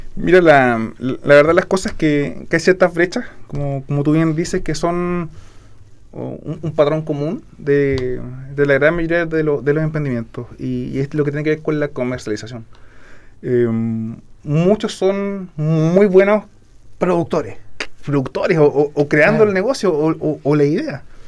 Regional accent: Puerto Varas, Los Lagos, Chile; yo nací en Porto Ara, eh, estudié en el colegio Fermín Nikechek

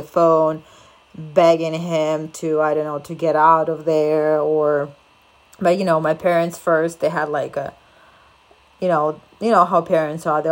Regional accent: Ukraine; now in France; I am from Ukraine

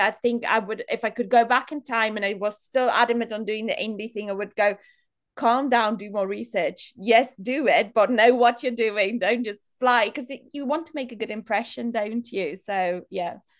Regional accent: South Africa; moved away as an adult; now in Manchester, United Kingdom; I grew up in South Africa in a really small town

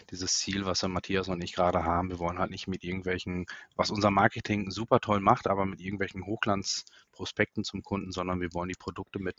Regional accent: North Rhine-Westphalia, Germany; born there; ich bin ja gebürtiger ähm, Münsterländer Katholik

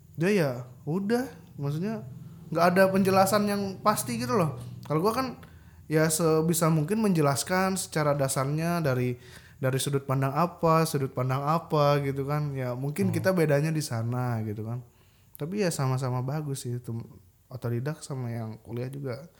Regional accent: Bandung, West Java, Indonesia; moved away as an adult; now in Yogyakarta, Indonesia; Gue di Bandung itu tinggal gue tuh rumah gue ya di daerah kota Bandung Timur

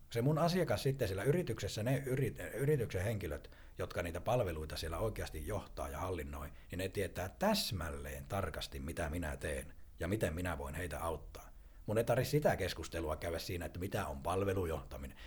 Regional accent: northern Finland, Finland; accent: northern; kun mä oon tuolta pohjoisesta kotoisin, niin kuin puheestakin kuulee

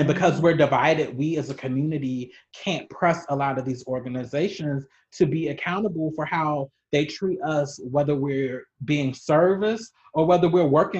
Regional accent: Baltimore, Maryland, United States; I'm originally from Maryland

